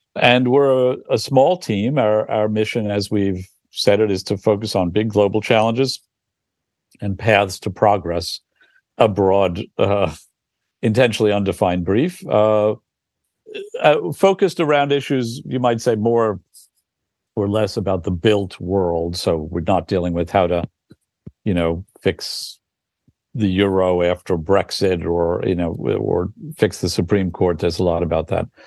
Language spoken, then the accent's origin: English; New York, United States; as a New Yorker